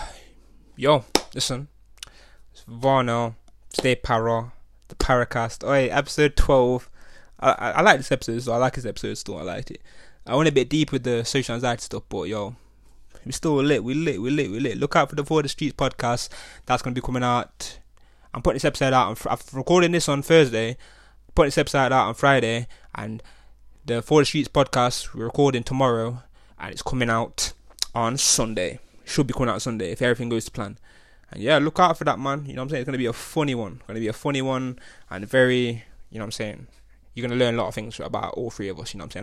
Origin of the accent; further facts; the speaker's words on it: Nottingham, East Midlands, United Kingdom; growing up in Nottingham